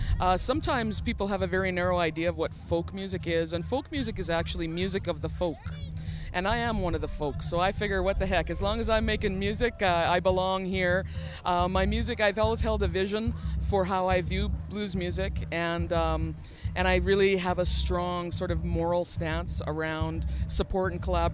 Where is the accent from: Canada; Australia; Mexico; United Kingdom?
Canada; Saskatchewan; now in Alberta, Canada; I'm from Saskatchewan, actually, originally, but I live in Alberta.